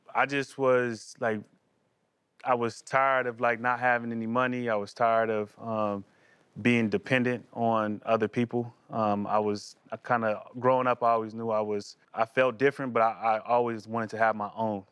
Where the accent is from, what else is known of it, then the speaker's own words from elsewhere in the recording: California, United States; growing up in California